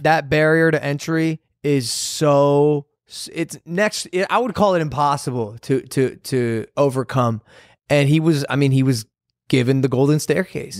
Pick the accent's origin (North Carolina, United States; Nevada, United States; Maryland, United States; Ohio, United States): Ohio, United States; we grew up in Ohio